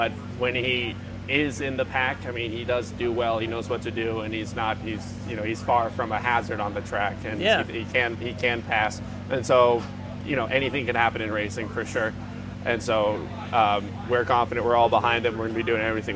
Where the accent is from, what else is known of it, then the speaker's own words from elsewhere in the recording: Santa Barbara, California, United States; I'm from Southern California, Santa Barbara